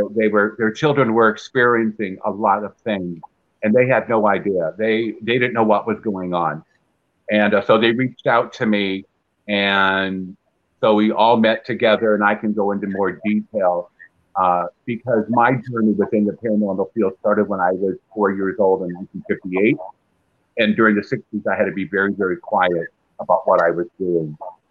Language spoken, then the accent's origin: English; Peoria, Illinois, United States; I'm from Peoria